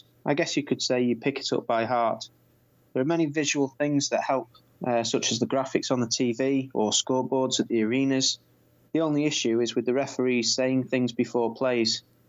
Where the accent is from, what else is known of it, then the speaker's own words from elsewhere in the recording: Canada; first language American Sign Language; English is a second language; now in Washington, D.C., United States; No, we're both Canadian originally.